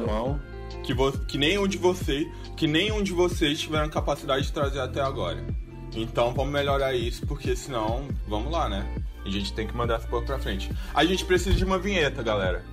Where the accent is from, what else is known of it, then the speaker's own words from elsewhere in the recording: Xinguara, Pará, Brazil; a gente é de uma cidade do interior do Pará que é a capital do boi